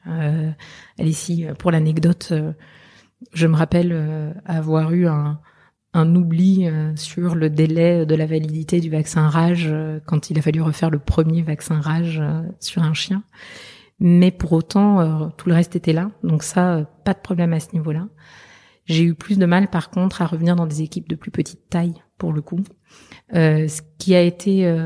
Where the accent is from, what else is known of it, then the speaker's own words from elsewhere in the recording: southern France, France; also born or lived in Belgium / Liège, Belgium; chez moi, c'est le sud de la France parce que voilà, je suis née en Belgique, arrivée dans le sud de la France à l'âge de un an.